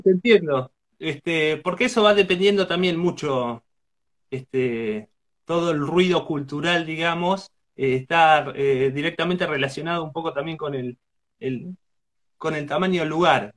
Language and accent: Spanish; Chillar, Buenos Aires Province, Argentina; Ahora estoy en, Argentina, en Chillar, que es mi pueblo natal, donde viven mis, mis padres